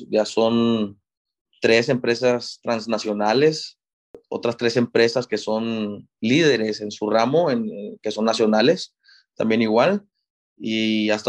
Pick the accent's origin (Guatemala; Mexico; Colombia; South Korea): Mexico; Monterrey, Nuevo León; la, mitad fue en, Monterrey, mi ciudad de origen, y la otra mitad aquí fue en la Universidad Americana.